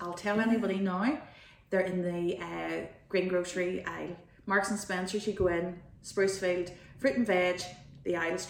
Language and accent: English; Dromore, Northern Ireland, United Kingdom; I'm from Drumore.